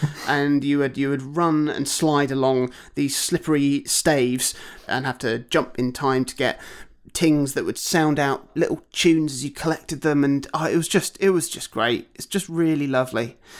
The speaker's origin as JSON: {"language": "English", "town": "Broadstairs", "region": "South East England", "country": "United Kingdom", "tie": "born or raised there", "said": "my hometown of Broadstairs"}